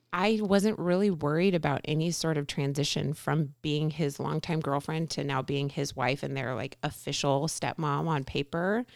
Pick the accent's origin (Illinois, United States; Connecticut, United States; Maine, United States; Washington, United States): Washington, United States; Everett; now in Covington, United States; I grew up in the Everett area, went to school there